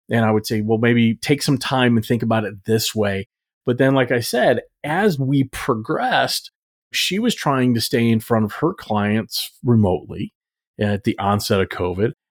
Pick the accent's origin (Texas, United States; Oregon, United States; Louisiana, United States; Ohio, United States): Texas, United States; I grew up in Texas